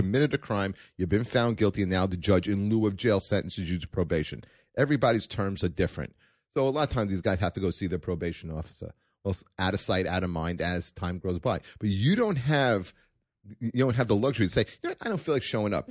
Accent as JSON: {"language": "English", "town": "New York City", "region": "New York", "country": "United States", "tie": "born or raised there", "also_born_or_lived": "Canarsie, Brooklyn / Manhattan, New York", "lives_now": "Staten Island, United States", "said": "I was born in Brooklyn"}